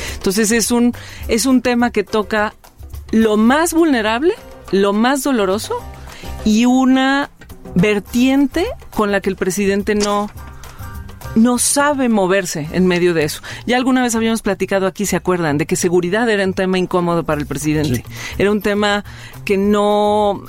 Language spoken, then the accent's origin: Spanish; Mexico; qué somos, cómo somos los mexicanos